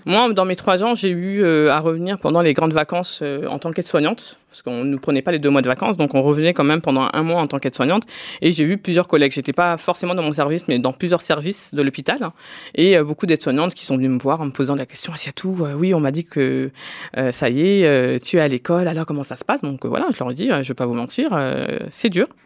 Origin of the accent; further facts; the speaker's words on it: Drancy, Île-de-France, France; je suis né en France, je suis né à Drancy dans le 93, j'ai fait toutes mes études ici, j'ai travaillé ici